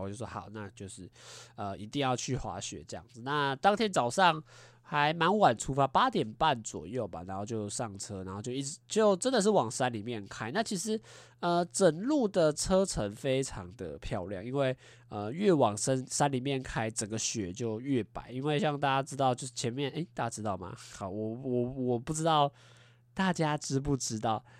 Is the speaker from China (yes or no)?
no; Taiwan; 我们台 湾人